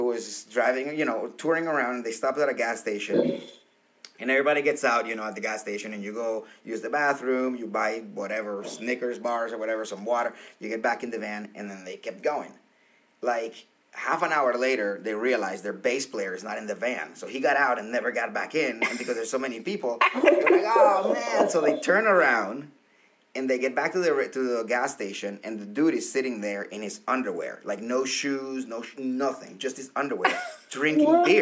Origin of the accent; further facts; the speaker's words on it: Colombia; moved away; my house growing up in Colombia